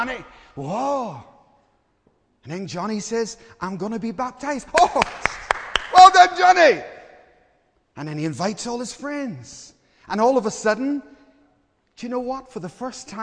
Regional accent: Belfast, Northern Ireland, United Kingdom; I grew up in Belfast, and there was a hotel just a few doors down from us

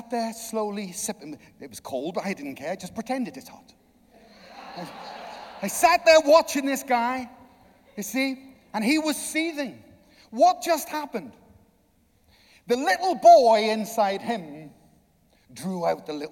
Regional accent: Ireland; I'm Irish

